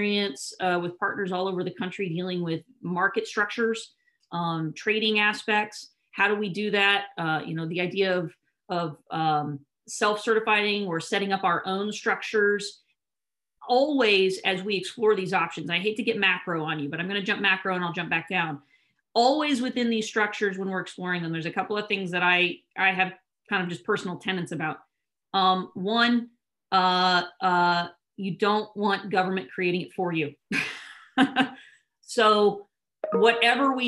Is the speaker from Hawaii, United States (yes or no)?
no; California, United States; being a Californian